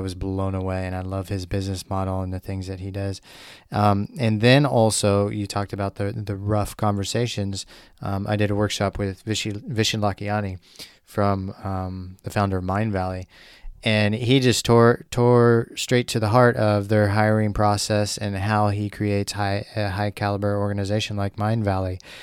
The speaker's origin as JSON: {"language": "English", "region": "Missouri", "country": "United States", "tie": "born or raised there", "said": "growing up in Missouri"}